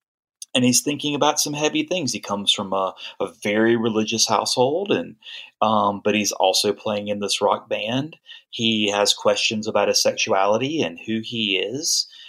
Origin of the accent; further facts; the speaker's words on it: South Carolina, United States; moved away; I'm not a New Orleanian. I'm not a Memphian. I'm from South Carolina.